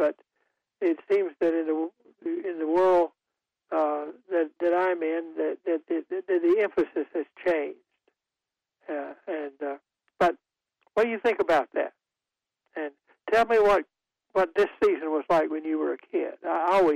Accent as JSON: {"language": "English", "town": "Goldsboro", "region": "North Carolina", "country": "United States", "tie": "born or raised there", "said": "the Christmas parade in my hometown of Goldsboro"}